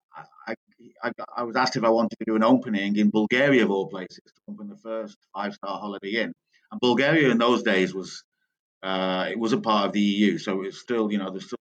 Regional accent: Manchester, North West England, United Kingdom; moved away as an adult; also born or lived in Oman / Russia; I'm from Manchester, England

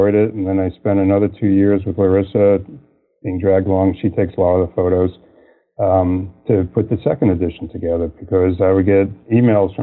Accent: New York City, New York, United States; moved away; also born or lived in Philadelphia; I grew up in New York

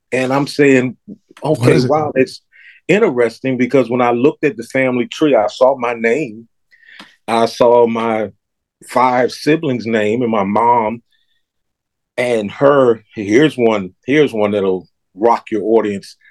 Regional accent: Philadelphia, Pennsylvania, United States; I was born and raised in Philadelphia

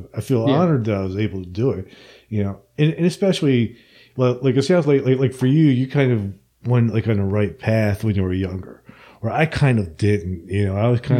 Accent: New Jersey, United States; I grew up in New Jersey, so I grew up like right between New York and Philadelphia.

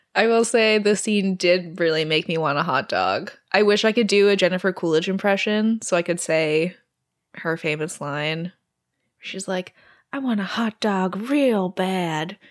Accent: Canada; I'm Canadian

